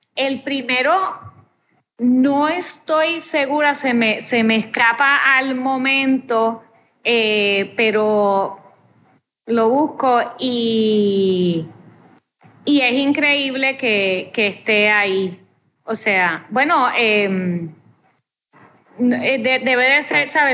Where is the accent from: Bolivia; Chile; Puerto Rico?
Puerto Rico